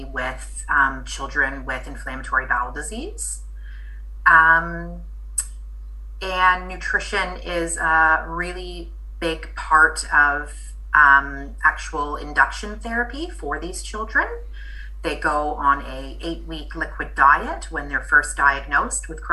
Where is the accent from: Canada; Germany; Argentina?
Canada; moved away as an adult; also born or lived in Dunedin, New Zealand; now in Christchurch, New Zealand; I am Canadian born, but my dad is actually from New Zealand, and I moved over here at the sprightly young age of 18